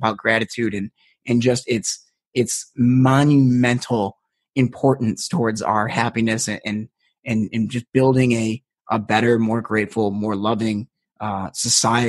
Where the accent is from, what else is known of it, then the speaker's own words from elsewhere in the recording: United States; I'm American